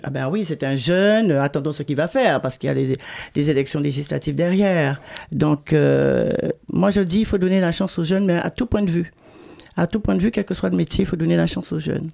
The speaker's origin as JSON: {"language": "French", "town": "Paris", "region": "Île-de-France", "country": "France", "tie": "born or raised there", "also_born_or_lived": "Pointe-à-Pitre, Guadeloupe", "said": "je suis née à, Pointe-à-Pitre. Moi, j'ai grandi, oui, euh, de Panama à, la Goutte d'Or"}